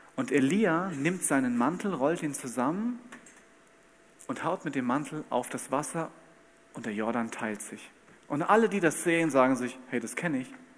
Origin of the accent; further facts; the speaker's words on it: Bad Camberg, Hesse, Germany; Ich komme aus Bad Camberg in Hessen